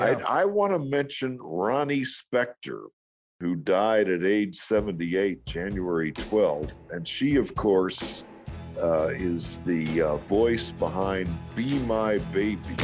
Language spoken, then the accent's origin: English; Texas, United States; moved away; I'm from Texas, and I was working in Dallas